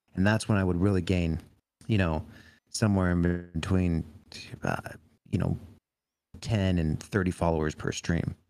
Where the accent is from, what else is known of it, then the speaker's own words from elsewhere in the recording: California, United States; growing up in California